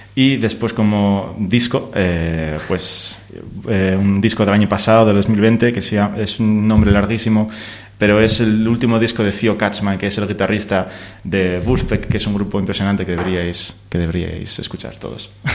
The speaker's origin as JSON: {"language": "Spanish", "region": "Asturias", "country": "Spain", "said": "nosotros somos de Asturias"}